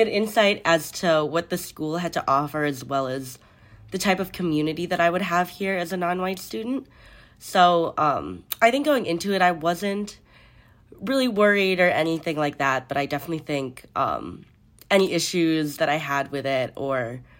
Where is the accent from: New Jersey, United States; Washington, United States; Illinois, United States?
Illinois, United States; Chicago; moved away as an adult; now in Notre Dame, United States; I grew up in the city of Chicago, but I went to high school in the suburbs.